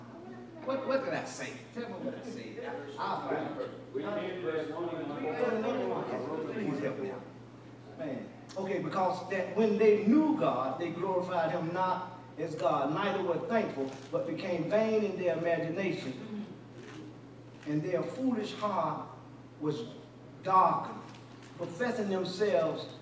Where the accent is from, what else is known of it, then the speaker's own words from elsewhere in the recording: Columbia, South Carolina, United States; I'm from the hood. I'm from Ridgewood. Yeah, Columbia, South Carolina. I'm from the hood